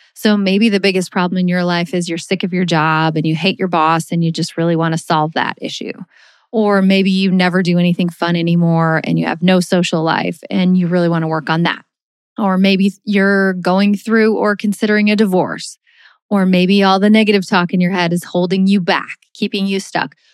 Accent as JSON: {"language": "English", "region": "Missouri", "country": "United States", "said": "we're from Missouri"}